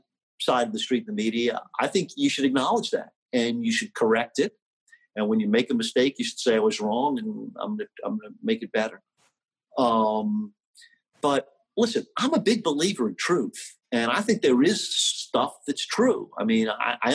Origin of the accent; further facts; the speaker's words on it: New Orleans, Louisiana, United States; my beloved hometown of New Orleans